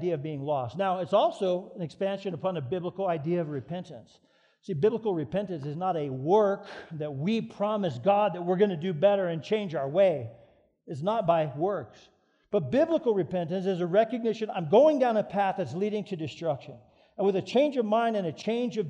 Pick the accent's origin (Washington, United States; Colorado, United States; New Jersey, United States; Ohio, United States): Colorado, United States; Colorado Springs; We moved to Colorado Springs, which is my hometown